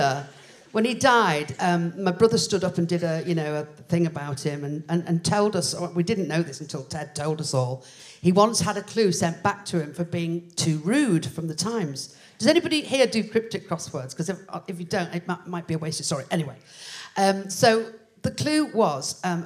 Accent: Liverpool, North West England, United Kingdom; I'm from originally from Liverpool

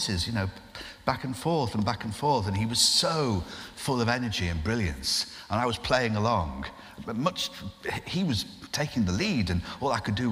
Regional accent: Lancashire, North West England, United Kingdom; when I was growing up in Lancashire

